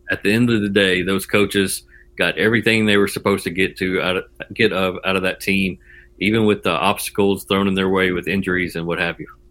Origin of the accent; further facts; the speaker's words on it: Jackson, Tennessee, United States; I grew up in West Tennessee, kind of around the Jackson, Tennessee area, and I moved to East Tennessee around 1997 to go to school at UT